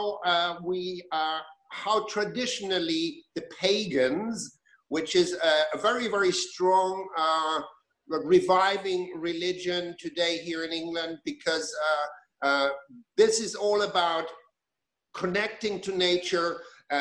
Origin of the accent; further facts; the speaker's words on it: Germany; moved away as an adult; When I grew up in Germany. I was born in Germany. I spent the first 20 years of my life there.